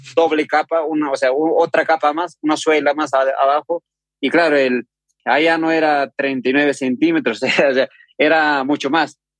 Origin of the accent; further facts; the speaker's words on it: Huancavelica, Peru; yo soy de una comunidad campesina que se llama Atalia que pertenece a un distrito de Yauli, región de Huancavelica, Perú